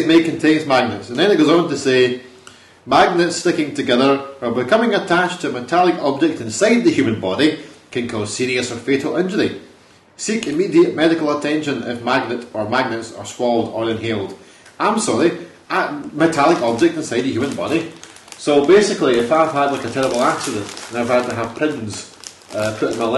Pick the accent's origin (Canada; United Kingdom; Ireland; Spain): United Kingdom; Scotland; I'm Scottish